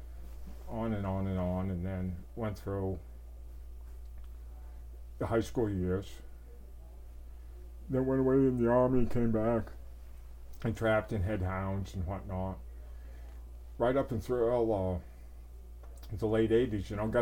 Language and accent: English; Maine, United States; moved away as an adult; also born or lived in Idaho / Montana / Wyoming; as a kid growing up in Maine